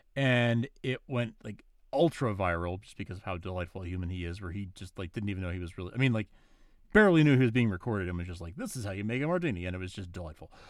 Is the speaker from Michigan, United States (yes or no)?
no; New York, United States; I'm from New York